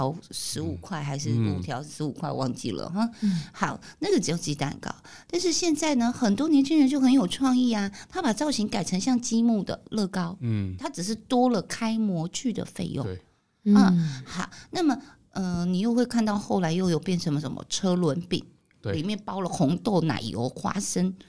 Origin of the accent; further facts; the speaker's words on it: Tainan, Taiwan; 像我们台南，我是台南人，